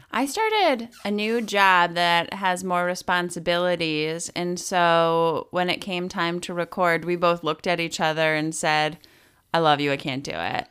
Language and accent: English; Wisconsin, United States; moved away; also born or lived in Milwaukee; I used to live in Milwaukee 'cause I'm from Wisconsin